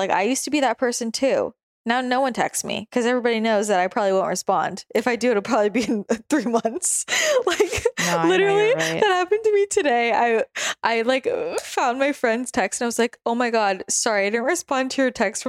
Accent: Northern California, United States; it's hard for me to believe I'm from NorCal sometimes.

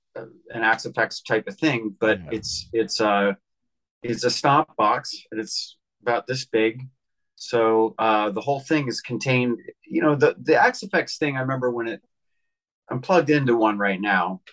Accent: Philadelphia, Pennsylvania, United States; moved away as an adult; now in New York City, United States; I grew up in Pennsylvania. I moved to New York City in 1996

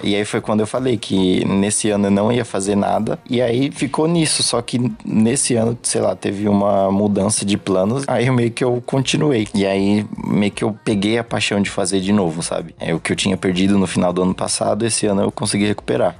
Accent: São Paulo, Brazil; eu sou de São Paulo

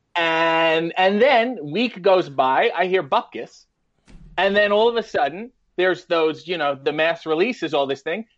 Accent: Richmond Hill, Ontario, Canada; a little town called Richmond Hill, Ontario, which is basically, it's a suburb of Toronto

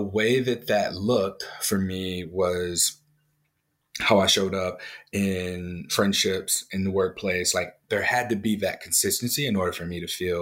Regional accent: St. Louis, Missouri, United States; I grew up in St. Louis, Missouri

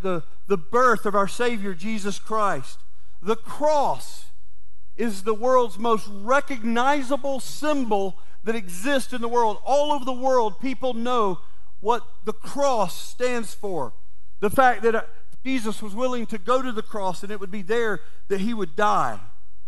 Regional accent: Valdosta, Georgia, United States; I woke up in my hometown, Valdosta, Georgia

